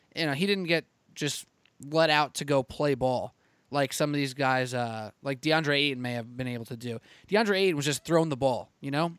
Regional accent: New York, United States; I'm a New Yorker. I work in New York every day

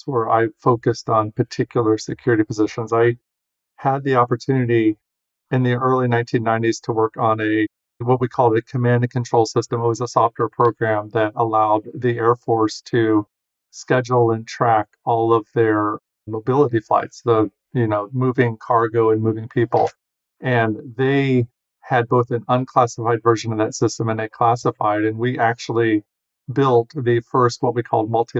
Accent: Ohio, United States; moved away as an adult; I grew up in Ohio, went to Ohio State University

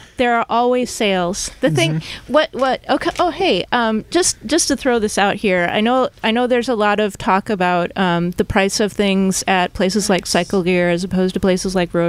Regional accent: Midwest, United States; now in San Jose, United States; I'm from the Midwest.

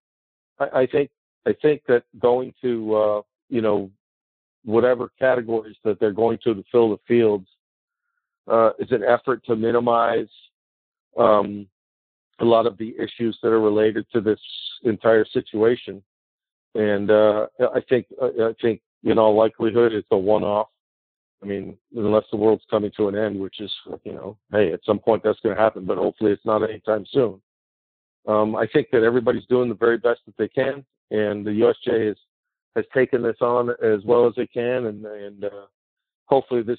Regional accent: Washington, District of Columbia, United States; it's Washington, D.C., it's my hometown.

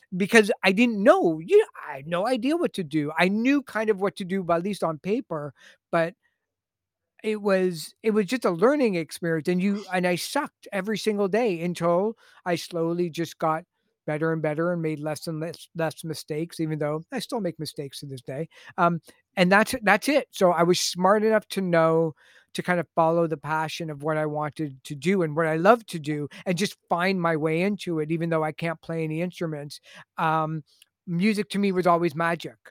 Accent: Toronto, Ontario, Canada; I'm from Toronto

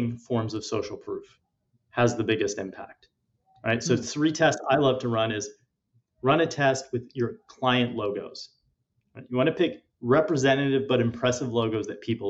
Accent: India; I'm Indian

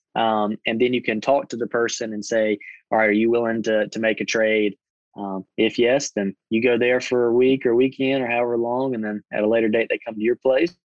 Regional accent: Butler, Alabama, United States; I grew up in Butler, Alabama, small little town

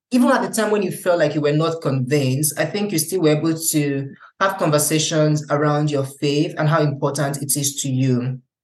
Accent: Nigeria; now in Germany; being a Nigerian and seeing how things are in Nigeria

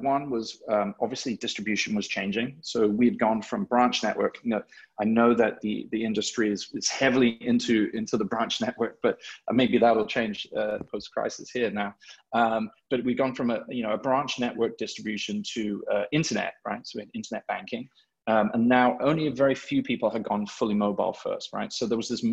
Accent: England, United Kingdom; also born or lived in Hong Kong; now in New York, United States; I'm English, but I've lived here for a significant amount of time.

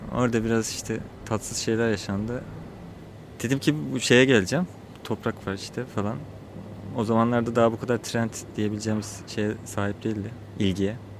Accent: Çatalca, Istanbul, Turkey; Oranın yerlisiyiz.

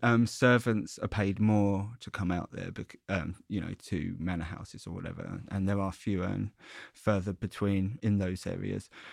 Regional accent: Essex, East of England, United Kingdom; moved away as an adult; also born or lived in London; I'm from Essex

